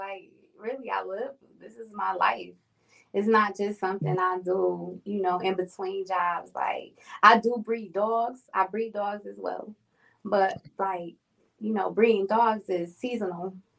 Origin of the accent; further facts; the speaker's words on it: New York, United States; now in North Carolina, United States; Yes, I've been in Carolina for about 4 years now, too.